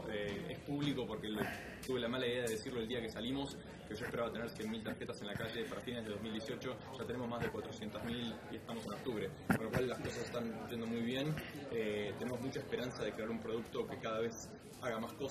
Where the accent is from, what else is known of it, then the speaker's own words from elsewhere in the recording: Buenos Aires, Argentina; moved away as an adult; also born or lived in United States; creciendo en Argentina